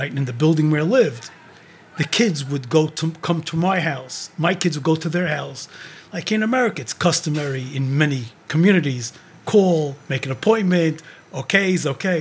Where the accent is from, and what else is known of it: Israel; born or raised there; moved away as an adult; also born or lived in Brooklyn, New York, United States; now in United States